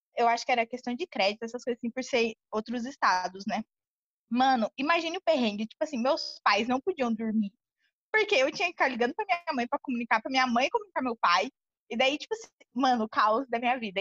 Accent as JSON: {"language": "Portuguese", "region": "São Paulo", "country": "Brazil", "moved": "yes", "lives_now": "Bahia, Brazil", "said": "eu sou de São Paulo e meu pai mora na Bahia. Hoje em dia eu moro na Bahia também"}